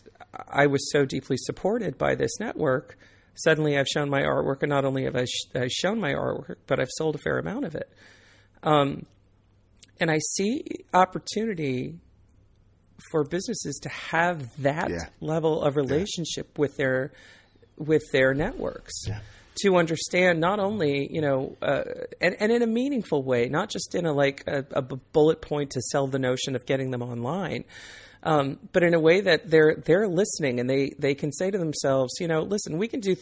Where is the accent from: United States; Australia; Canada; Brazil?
United States; Northern Virginia; I come from Northern Virginia